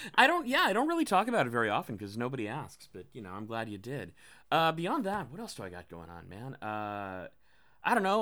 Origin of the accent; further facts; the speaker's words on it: Philippines; I'm Filipino